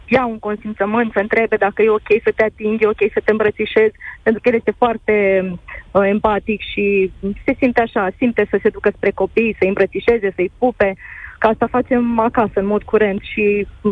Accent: Moldova; eu sunt din Basarabia

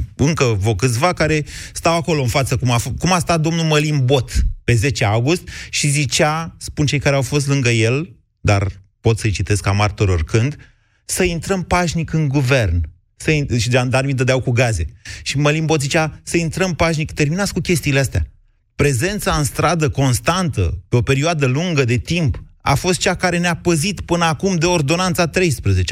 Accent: Romania; Noi suntem români

